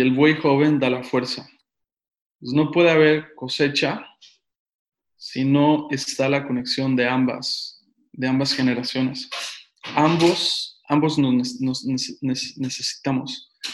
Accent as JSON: {"language": "Spanish", "town": "Tehuacán", "region": "Puebla", "country": "Mexico", "tie": "born or raised there", "also_born_or_lived": "Mexico City", "said": "yo nací en la Ciudad de México, pero crecí en un pueblo cerca de las montañas, ocho años viviendo, en, se llama Tehuacán, Puebla"}